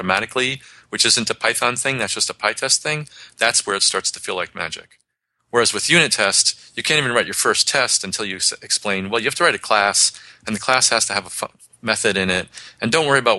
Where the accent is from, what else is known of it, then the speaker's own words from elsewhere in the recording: New York City, New York, United States; moved away; also born or lived in Boston; I grew up in New York City, so I can talk really fast.